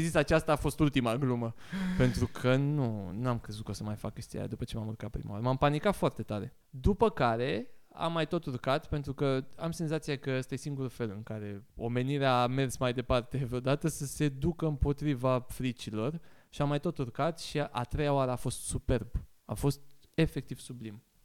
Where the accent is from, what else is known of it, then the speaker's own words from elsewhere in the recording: Bucharest, Romania; also born or lived in Sibiu; eu sunt din Giulești, sunt din Crângaș, Giulești